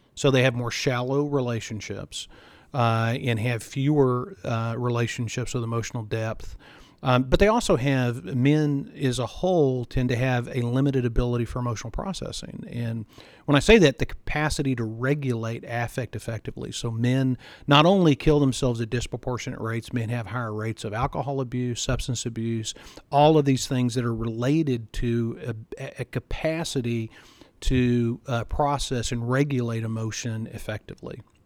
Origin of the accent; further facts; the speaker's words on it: Texas, United States; I grew up in Texas